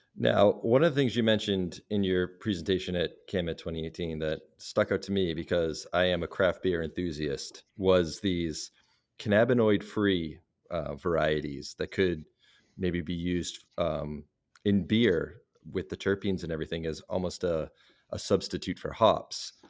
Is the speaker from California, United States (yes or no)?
no; Salem, Massachusetts, United States; my hometown of Salem, Massachusetts